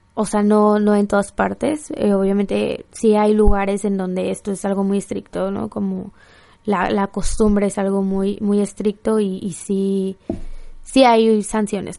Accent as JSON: {"language": "Spanish", "country": "Mexico", "said": "soy mexicana, amo México, amo Tijuana"}